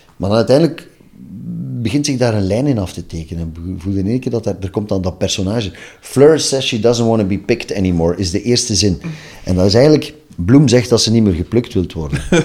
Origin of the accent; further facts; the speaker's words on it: Ghent, Flanders, Belgium; also born or lived in Maarke-Kerkem, near Oudenaarde; ik ben geboren in Gent en ik heb het grootste deel van mijn leven gewoond.